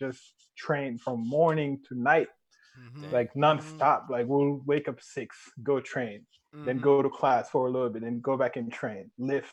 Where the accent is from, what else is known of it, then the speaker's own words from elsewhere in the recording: Dakar, Senegal; moved away as an adult; now in Tampa, United States; I'm from Dakar, Senegal, but I now live in Tampa